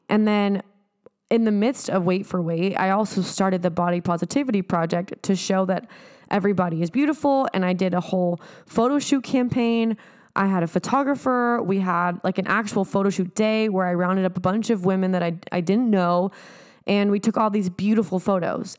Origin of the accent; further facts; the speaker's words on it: San Diego, California, United States; moved away; going back home to San Diego